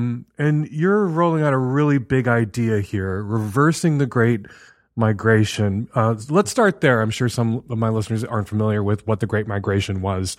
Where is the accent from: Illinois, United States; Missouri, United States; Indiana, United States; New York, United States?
Illinois, United States; Chicago; as a little white kid growing up in Chicago